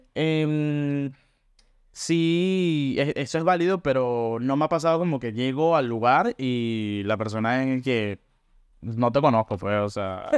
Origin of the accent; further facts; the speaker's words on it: Caracas, Capital District, Venezuela; now in Buenos Aires, Argentina; vivo acá en Buenos Aires, Argentina y soy originalmente de Caracas.